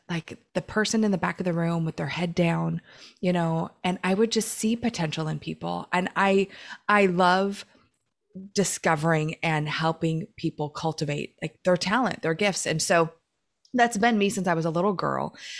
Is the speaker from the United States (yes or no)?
yes; Oregon, United States; now in Southern California, United States; I grew up in Oregon.